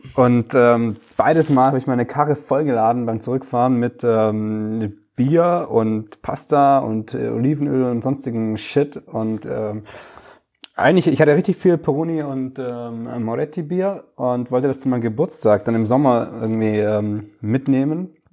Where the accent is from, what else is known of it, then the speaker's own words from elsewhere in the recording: Stuttgart area, Baden-Württemberg, Germany; ich wohne ja gerade noch in Stuttgart